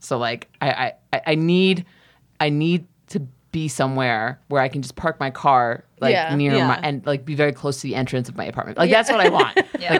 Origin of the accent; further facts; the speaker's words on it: New York City, New York, United States; moved away as an adult; now in Los Angeles, United States; I'm from Queens, so my family's still there.